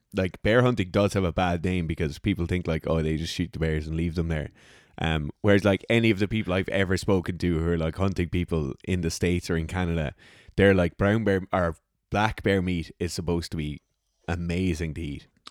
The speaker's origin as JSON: {"language": "English", "country": "Ireland", "said": "I'm an Irish person hunting in Ireland"}